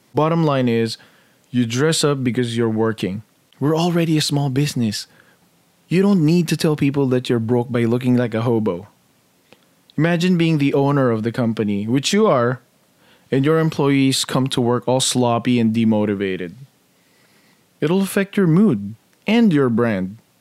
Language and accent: English; Philippines; moved away; Growing up in the Philippines, we were a very middle-class family